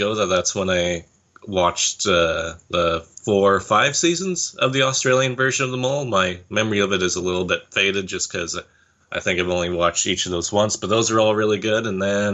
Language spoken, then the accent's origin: English; Canada; here in Canada